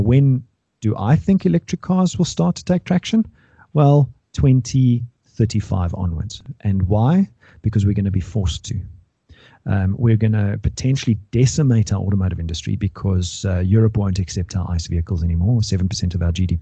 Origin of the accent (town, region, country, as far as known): South Africa